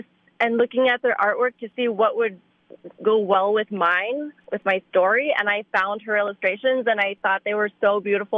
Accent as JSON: {"language": "English", "town": "Miami", "region": "Florida", "country": "United States", "tie": "born or raised there", "said": "I grew up in Miami, Florida."}